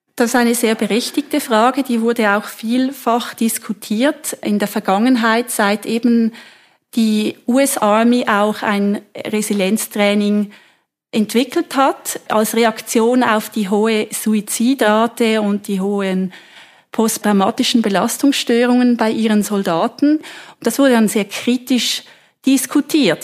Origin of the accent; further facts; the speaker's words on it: Switzerland; wir in der Schweiz